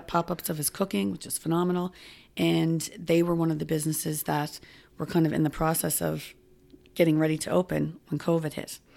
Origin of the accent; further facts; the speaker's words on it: Halifax, Nova Scotia, Canada; moved away as an adult; now in Cape Breton, Canada; I grew up in Spryfield